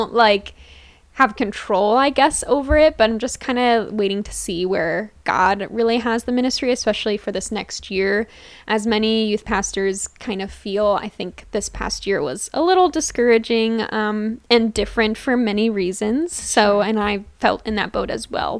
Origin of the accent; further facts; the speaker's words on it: Dillsburg, Pennsylvania, United States; I grew up in Dillsburg, Pennsylvania, aka Pickletown